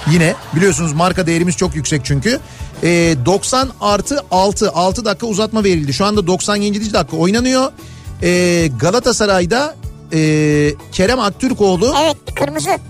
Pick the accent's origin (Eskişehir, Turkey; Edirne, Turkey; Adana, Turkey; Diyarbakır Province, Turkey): Edirne, Turkey; Edirneliyim. Sobalı evde büyüdüm. Bizim oralarda poponu sobaya dönüp ısıttığında